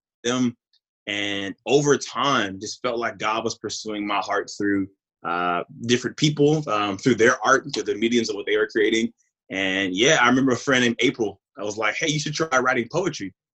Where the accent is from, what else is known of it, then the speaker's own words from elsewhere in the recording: Mississippi, United States; also born or lived in California; I was born in Cali, but I was raised in Mississippi